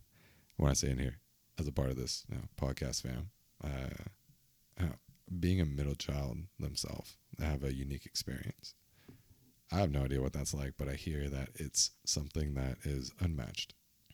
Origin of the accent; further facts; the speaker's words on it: San Diego, California, United States; I'm from San Diego. We got hockey here, bro.